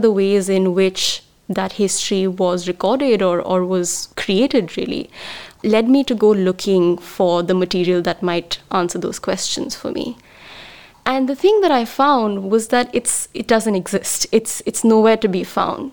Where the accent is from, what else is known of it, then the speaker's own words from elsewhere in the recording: Mumbai, Maharashtra, India; moved away; I grew up in Bombay